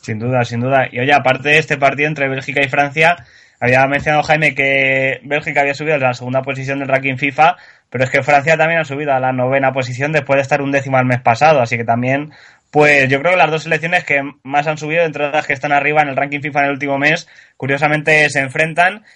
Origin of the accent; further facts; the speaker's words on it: Spain; como españoles